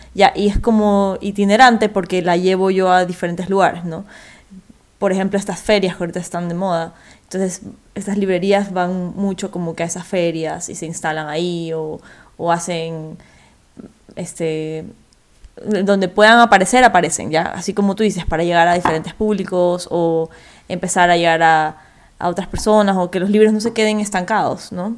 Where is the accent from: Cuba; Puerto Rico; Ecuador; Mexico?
Ecuador; vengo de Ecuador